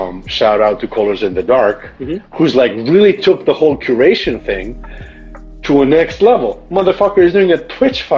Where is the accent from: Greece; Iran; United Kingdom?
Greece; accent: Greek; I'm almost like losing my American like accent. I go back to the Greekness